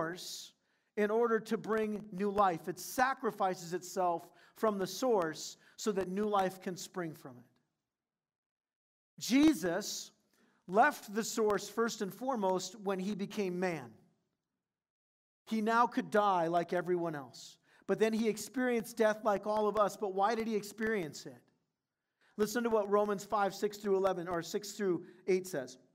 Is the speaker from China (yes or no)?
no; Southern California, United States; moved away; growing up in Southern California, I didn't grow up around farm country